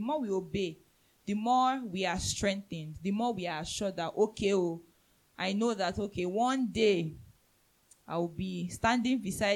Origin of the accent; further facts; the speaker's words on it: Nigeria; I'm a citizen of heaven first before I'm a Nigerian.